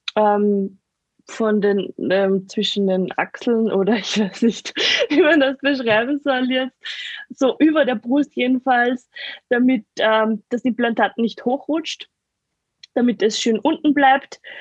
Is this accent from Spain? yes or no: no; near the Attersee, Salzkammergut, Upper Austria, Austria; Aus Oberösterreich. Ah. Also Nähe, Nähe vom Attersee, Salzkammergut